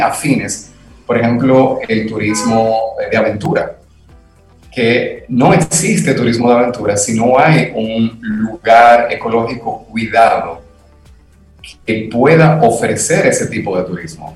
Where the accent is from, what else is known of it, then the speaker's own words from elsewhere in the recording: Dominican Republic; nosotros como dominicanos